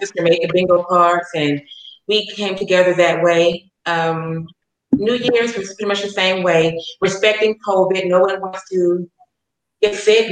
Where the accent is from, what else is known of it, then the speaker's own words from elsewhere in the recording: Chattanooga, Tennessee, United States; moved away as an adult; also born or lived in Atlanta, Georgia; now in Kansas, United States; I'm from Chattanooga, Tennessee, so I was raised with diversity